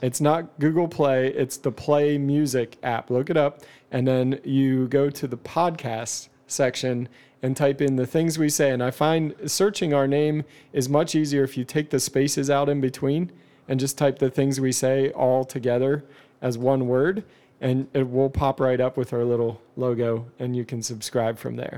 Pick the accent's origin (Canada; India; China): Canada; I'm Canadian